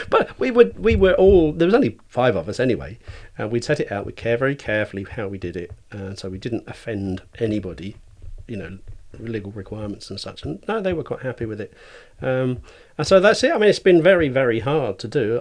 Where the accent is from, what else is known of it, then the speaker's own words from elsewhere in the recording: Cambridgeshire, East of England, United Kingdom; now in Shrewsbury, United Kingdom; I was born, um, just sort of south of Ditton Fen in Cambridgeshire